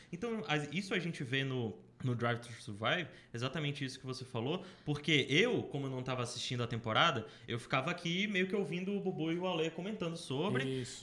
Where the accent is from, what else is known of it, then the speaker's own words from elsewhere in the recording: Brazil; eu sou brasileiro